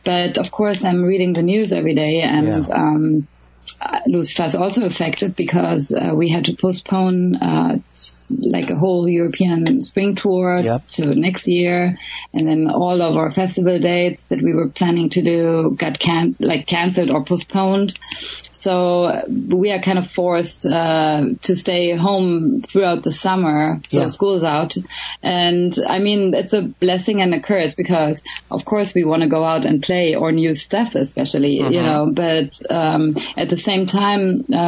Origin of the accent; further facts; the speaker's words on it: Berlin, Germany; moved away as an adult; also born or lived in Los Angeles, United States / London, United Kingdom / Sweden; now in Stockholm area, Sweden; I was born and raised in Berlin